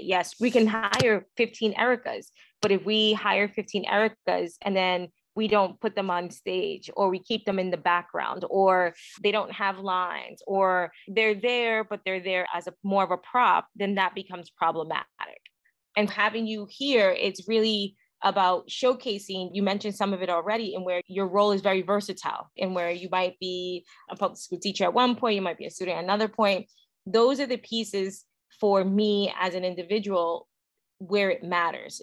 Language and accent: English; New York City, New York, United States; also born or lived in Ronkonkoma, Long Island; I'm from Williamsburg, and I went to school in Forest Hills in Queens